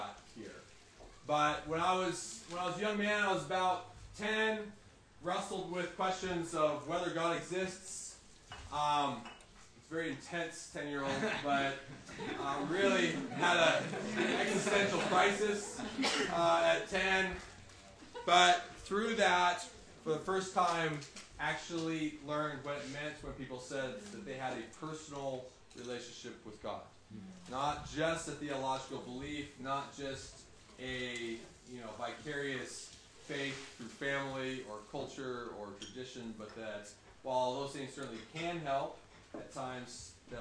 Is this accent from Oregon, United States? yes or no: yes; Oregon, United States; I grew up in Oregon as a rancher's kid.